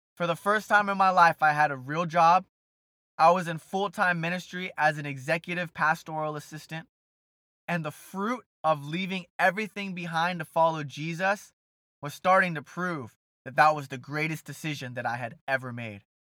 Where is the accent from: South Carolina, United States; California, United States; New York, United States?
California, United States; Brea; also born or lived in South Orange County; Brea, California, my hometown